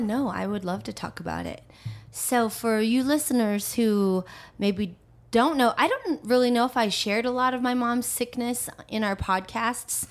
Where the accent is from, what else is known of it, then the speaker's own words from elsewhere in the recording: Aurora, Colorado, United States; also born or lived in Manila, Philippines; I actually um, live back home in the house I grew up